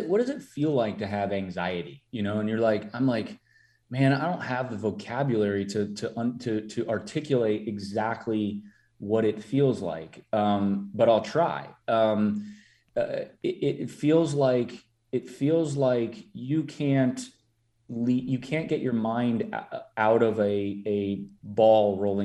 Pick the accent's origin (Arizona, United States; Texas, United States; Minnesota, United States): Minnesota, United States; I'm from Minnesota. I'm Minnesota nice